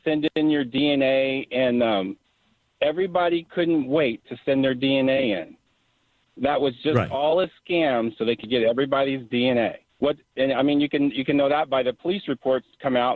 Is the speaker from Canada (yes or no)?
no; United States; I'm from the United States of America